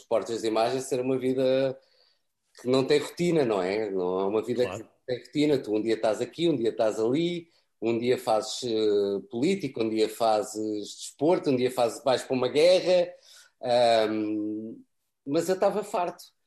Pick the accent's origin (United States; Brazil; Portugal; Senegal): Portugal; moved away as an adult; also born or lived in France / London; now in United Kingdom; eu saí de França com três anos para Portugal e, e, e só falava português